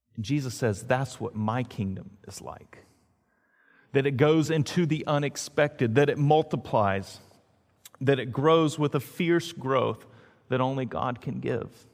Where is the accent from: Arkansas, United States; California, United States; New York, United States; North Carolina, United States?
North Carolina, United States; Greensboro; Now, as a kid, I grew up in Greensboro, North Carolina. That was, I originally started there and then moved to Greenville, North Carolina.